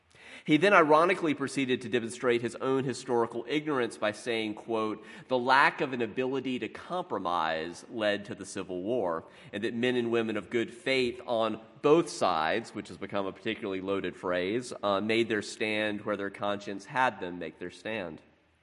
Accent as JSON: {"language": "English", "region": "South Carolina", "country": "United States", "tie": "born or raised there", "said": "I grew up in South Carolina, and I suspect that he, too, was raised hearing a particular spin on the Civil War as particularly about states' rights and individual liberty."}